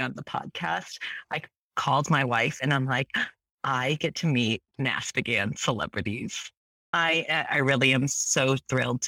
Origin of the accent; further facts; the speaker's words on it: Malaysia; moved away; also born or lived in San Francisco; I was born in Malaysia.